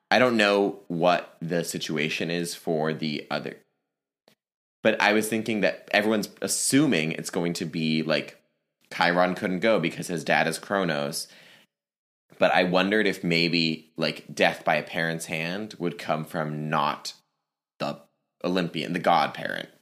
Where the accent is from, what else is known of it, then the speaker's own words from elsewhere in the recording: Northern Virginia, United States; moved away; I'm originally from the Virginia area. I'm from Northern Virginia in the D C area.